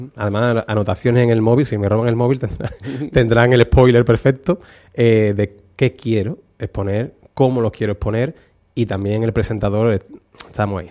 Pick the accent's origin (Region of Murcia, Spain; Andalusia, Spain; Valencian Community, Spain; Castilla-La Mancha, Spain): Andalusia, Spain; Utrera; como utrerano, como cofrade, a lo que me dedico y para poder poner en valor la, Semana Santa de mi pueblo